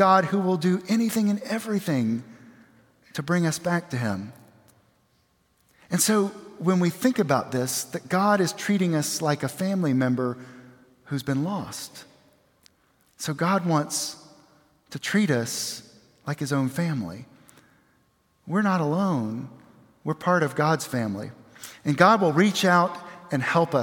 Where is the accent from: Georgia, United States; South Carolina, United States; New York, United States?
South Carolina, United States; Aiken; I grew up across the river in Aiken, South Carolina